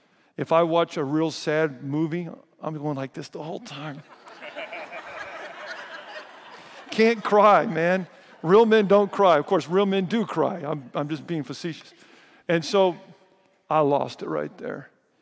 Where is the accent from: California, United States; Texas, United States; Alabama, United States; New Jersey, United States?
California, United States; Riverside; born there; I was born in Riverside.